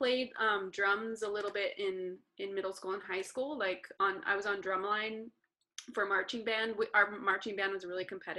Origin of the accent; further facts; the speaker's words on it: Las Cruces, New Mexico, United States; now in Los Angeles, United States; Las Cruces, New Mexico.